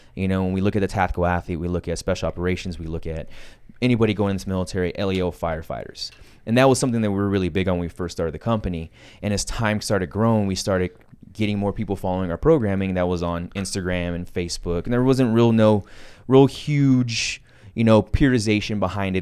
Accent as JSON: {"language": "English", "town": "San Antonio", "region": "Texas", "country": "United States", "tie": "born or raised there", "said": "growing up in San Antonio, Texas"}